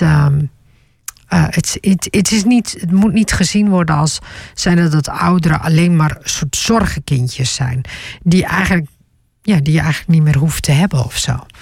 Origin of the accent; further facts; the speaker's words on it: Netherlands; ook al ben ik in Nederland geboren